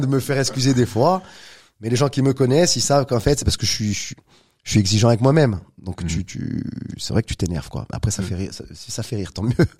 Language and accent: French; Corsica, France; Je suis né en Corse il y a quelques années